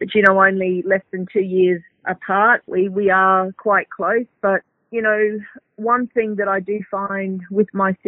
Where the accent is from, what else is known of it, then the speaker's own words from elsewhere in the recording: Darwin, Northern Territory, Australia; we had an opportunity growing up in Darwin where it was very multicultural, you know, 40% are Aboriginal people. We had a pretty good childhood growing up